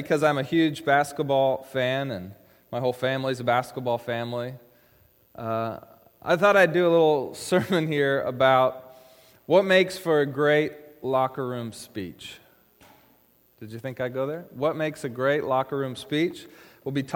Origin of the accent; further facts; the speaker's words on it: Issaquah, Washington, United States; In high school, I grew up over in Issaquah